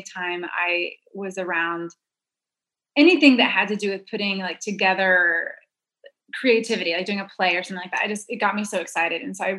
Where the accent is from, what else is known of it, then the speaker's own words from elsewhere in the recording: Duncan, Oklahoma, United States; We lived the first 10 years of my life. We were in a small town, Duncan, Oklahoma